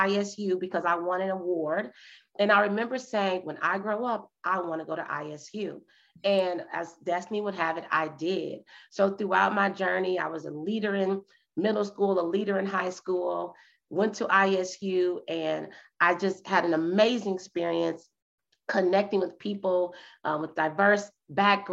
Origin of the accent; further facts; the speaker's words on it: Illinois, United States; now in Dallas, United States; I'm from Illinois, now living in Dallas, Texas